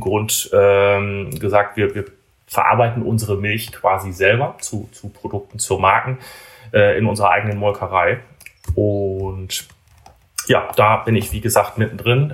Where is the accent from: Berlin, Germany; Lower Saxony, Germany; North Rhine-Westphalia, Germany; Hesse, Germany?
Lower Saxony, Germany; Emsland; moved away as an adult; now in Bremen, Germany; das ist auch quasi der, der Fleck Erde, wo ich groß geworden bin. Also komme gebürtig aus dem Emsland.